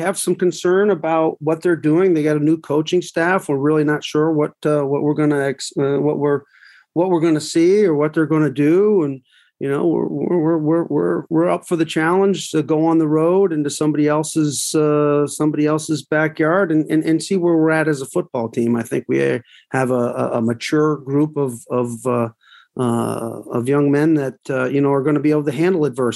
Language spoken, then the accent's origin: English; Northern Vermont, United States; moved away; I'm from Northern Vermont